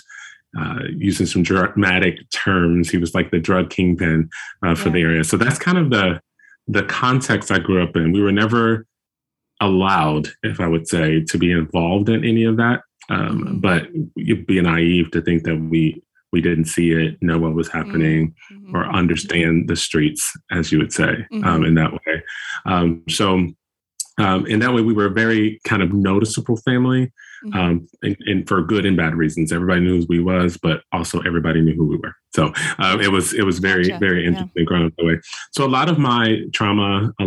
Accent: Chicago, Illinois, United States; moved away as an adult; now in Newton, United States; We're originally from Chicago, Chicago

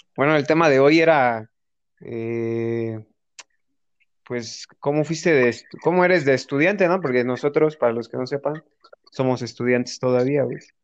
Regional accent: Toluca, State of Mexico, Mexico; nosotros somos del Estado de México, De Toluca

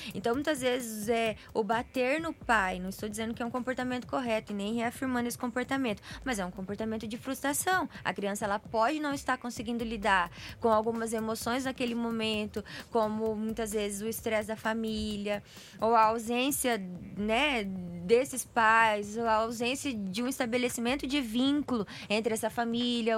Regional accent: Brazil

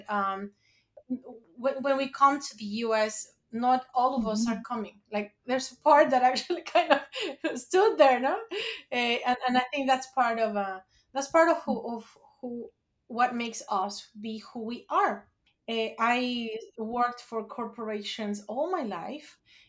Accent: Mexico City, Mexico; moved away as an adult; now in New Jersey, United States; I was born and raised in Mexico City

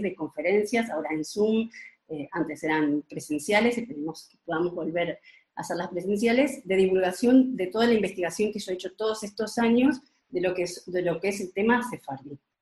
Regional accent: Uruguay; now in Spain; nací en Uruguay

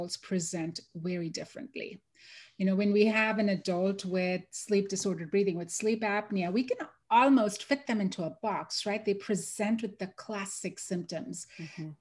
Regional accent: Mumbai, Maharashtra, India; moved away as an adult; now in Houston, United States; I am born and raised in Mumbai, India

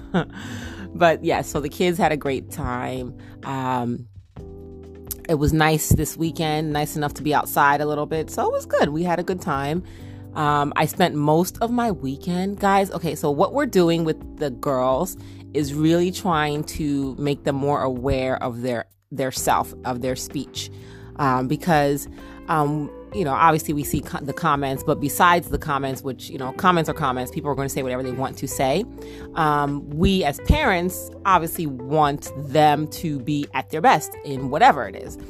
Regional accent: New Jersey, United States; accent: Jersey twang; a Jersey little twang

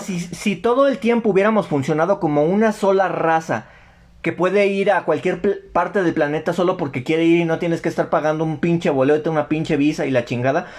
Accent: Mexico; somos mexicanos todos

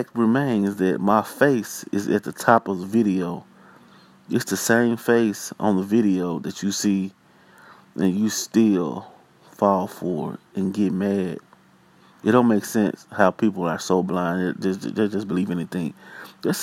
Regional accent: Pine Bluff, Arkansas, United States; I'm from Pine Bluff, Arkansas. Born and raised

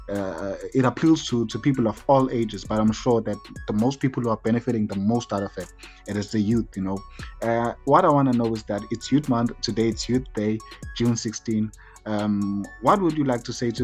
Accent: Durban, KwaZulu-Natal, South Africa; I'm from Durban. I grew up here and I live here

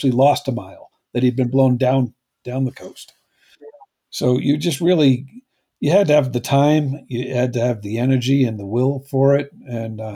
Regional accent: New Hampshire, United States; accent: New Hampshire; my New Hampshire accent

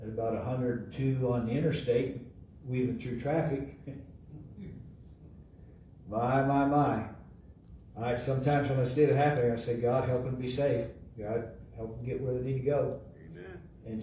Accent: Eastern Ohio, United States; now in Missouri, United States; I grew up in Ohio, Eastern Ohio

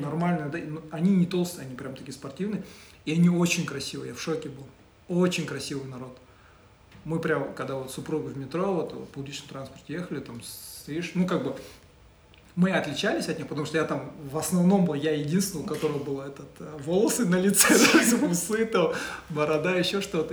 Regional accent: Oral, West Kazakhstan Region, Kazakhstan; moved away; я вырос э, в Уральске, э, тоже обрусевший, да, я учился в казахском

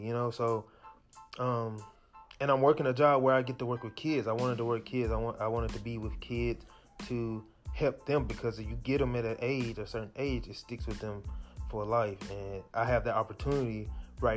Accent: Jackson, United States; I'm from Jackson. We didn't have these classes in high school.

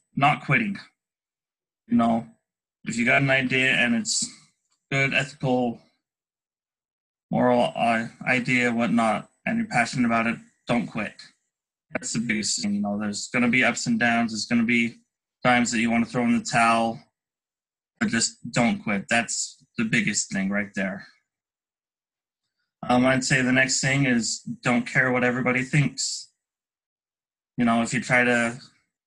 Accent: Salt Lake City, Utah, United States; I'm from Salt Lake City, Utah, a local business owner

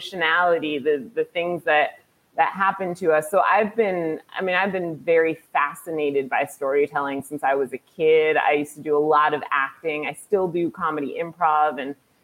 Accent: Greenwich, Connecticut, United States; I grew up in Greenwich, Connecticut

